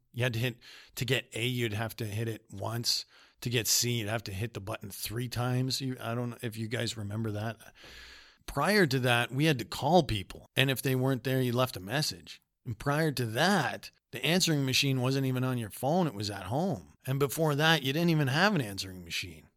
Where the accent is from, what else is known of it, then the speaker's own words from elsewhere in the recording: Canada; also born or lived in Winnipeg, Manitoba; we're young people from Canada.